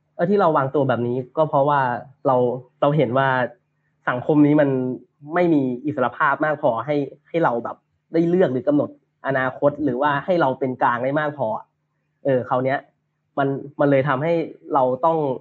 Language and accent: Thai; Thailand; also born or lived in Bangkok; now in Chiang Mai, Thailand; เราเองก็เป็นคนต่างจังหวัด